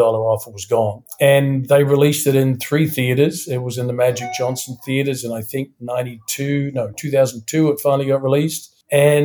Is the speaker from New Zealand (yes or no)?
yes; New Zealand; also born or lived in Studio City, Los Angeles, United States; now in Toronto, Canada; I'm from New Zealand. I'm currently resident in Toronto, Canada